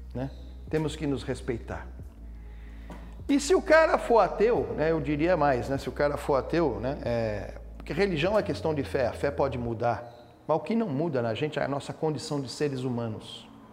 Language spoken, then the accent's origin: Portuguese; Brazil; nós somos brasileiros